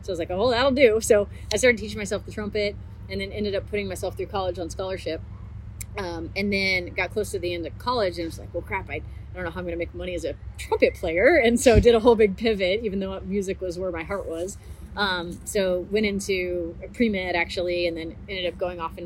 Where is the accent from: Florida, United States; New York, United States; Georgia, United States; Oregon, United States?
Oregon, United States; also born or lived in Texas; now in Austin, United States; I was originally from Texas and moved away and grew up in Oregon and then moved back to Texas maybe 10 or 11 years ago and I'm living in Austin.